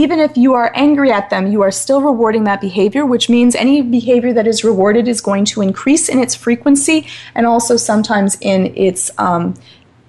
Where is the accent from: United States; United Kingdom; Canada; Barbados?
United Kingdom; Scotland; I'm Scottish, so relatively fiery in nature